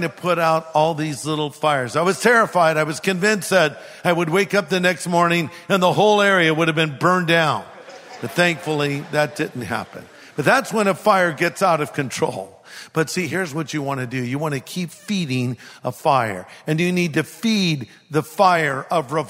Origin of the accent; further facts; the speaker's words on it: California, United States; I'm from California